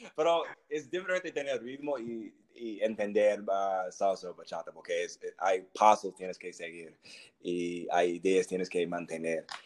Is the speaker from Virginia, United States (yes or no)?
yes; Virginia, United States; Spanish is a second language; also born or lived in South Carolina / North Carolina; nací en Carolina del Sur, ah, crecí en Virginia